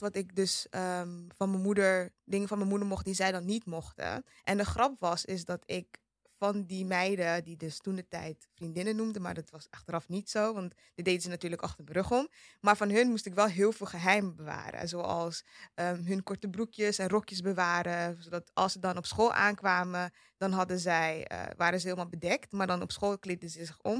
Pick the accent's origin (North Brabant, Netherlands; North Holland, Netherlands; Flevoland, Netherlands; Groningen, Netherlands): North Holland, Netherlands; Amsterdam; Ik ben in Amsterdam West opgegroeid